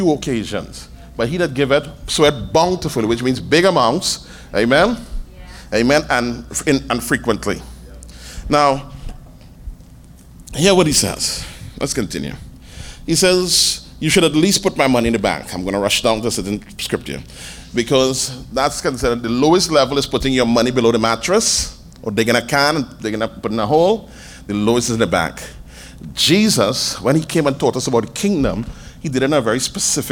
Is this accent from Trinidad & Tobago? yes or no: yes; Trinidad & Tobago; I'm a Trinidadian